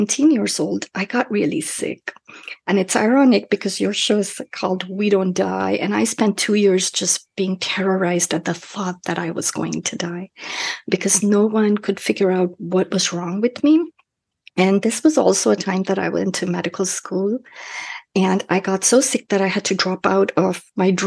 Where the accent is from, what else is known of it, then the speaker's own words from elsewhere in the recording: Kolkata, West Bengal, India; moved away as an adult; now in United States; where I grew up in Calcutta